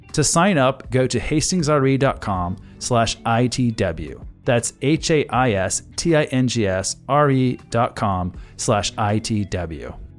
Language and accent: English; California, United States; moved away as an adult; now in Dallas, United States; I grew up in California